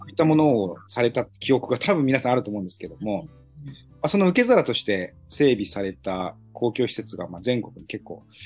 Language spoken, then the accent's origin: Japanese; Minamibōsō, Chiba, Japan; もともと南房総市の出身ですので